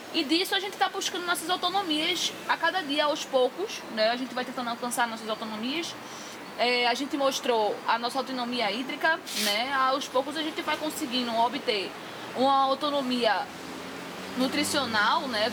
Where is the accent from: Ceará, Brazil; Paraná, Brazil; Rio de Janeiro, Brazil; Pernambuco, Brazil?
Pernambuco, Brazil; Recife; nasci e fui criada em Brasília Teimosa